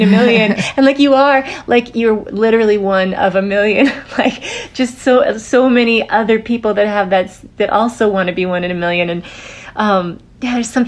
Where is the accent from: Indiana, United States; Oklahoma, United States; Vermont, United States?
Vermont, United States; moved away as an adult; also born or lived in New York City; I grew up in Vermont.